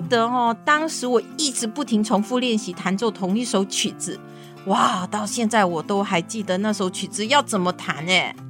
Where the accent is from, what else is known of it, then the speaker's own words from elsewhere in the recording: Sichuan, China; now in Taiwan; 大家好，我是来自四川的